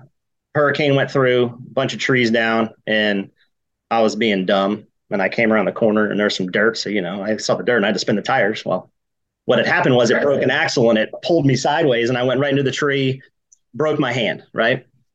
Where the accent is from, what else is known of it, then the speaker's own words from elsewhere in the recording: Georgia, United States; I grew up hunting in Georgia mainly, that place down south